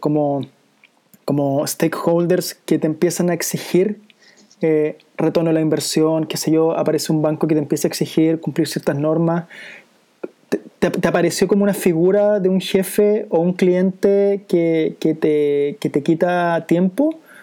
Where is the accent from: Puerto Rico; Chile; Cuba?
Chile